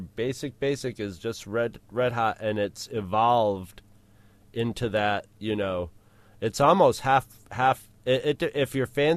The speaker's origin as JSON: {"language": "English", "town": "Rochester", "region": "New York", "country": "United States", "tie": "born or raised there"}